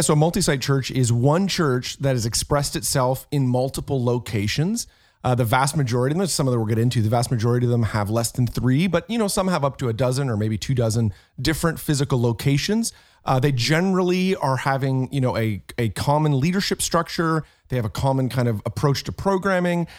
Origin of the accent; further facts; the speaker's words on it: Canada; I'm Canadian